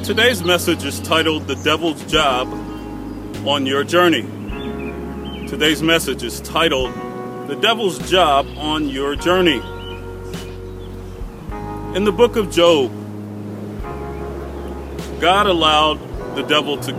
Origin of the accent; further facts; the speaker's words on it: Chicago, Illinois, United States; I was raised in the Inglewood community on the south side of Chicago